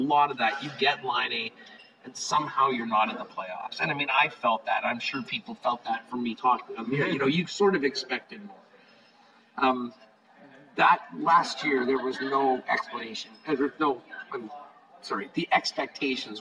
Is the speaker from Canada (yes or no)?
yes; Canada; being Canadian